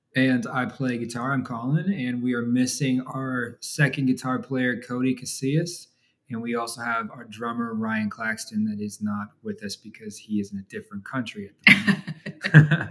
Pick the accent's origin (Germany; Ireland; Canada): Canada; moved away as an adult; also born or lived in Toronto; now in Argyle, United States; We live in Texas today, um, but we grew up in Canada